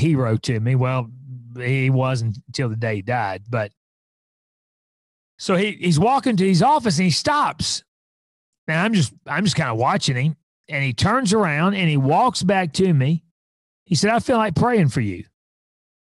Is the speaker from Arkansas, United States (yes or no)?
yes; Fort Smith, Arkansas, United States; I was raised in Fort Smith, Arkansas